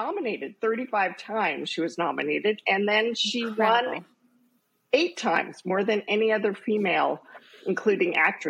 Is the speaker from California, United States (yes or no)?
yes; Southern California, United States; I grew up in Southern California